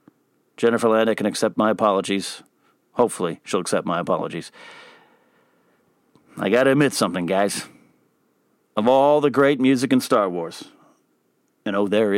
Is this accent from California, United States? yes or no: yes; Pismo Beach, California, United States; I grew up in the Central Coast of California in Pismo Beach area. And we got some pine trees on our beaches there. Our beaches are cold.